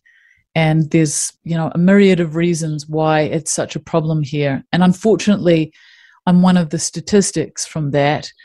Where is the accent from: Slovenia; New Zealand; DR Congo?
New Zealand; I grew up in New Zealand